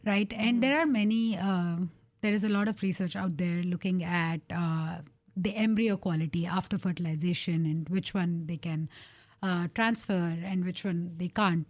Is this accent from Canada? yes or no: no; India; moved away as an adult; now in Portland, United States; growing up in India